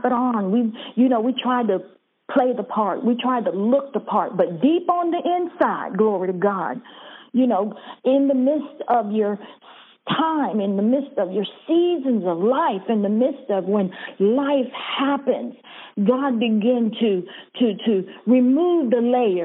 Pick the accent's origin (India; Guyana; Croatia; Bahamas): Bahamas; moved away; I was born in Bahamas